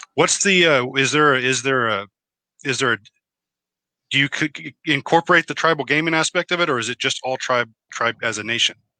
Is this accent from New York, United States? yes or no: no; Oklahoma, United States; I was born in Oklahoma and I am a member of the uh, Choctaw tribe